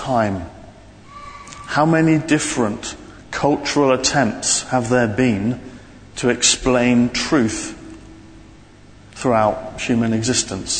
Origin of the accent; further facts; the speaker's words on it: London, United Kingdom; me from the centre of London.